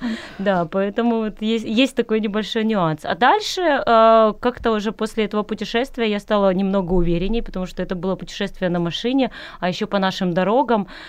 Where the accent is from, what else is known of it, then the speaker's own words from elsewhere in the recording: Crimea, Ukraine; moved away as an adult; also born or lived in Kyiv; я родилась в Крыму, а, у моря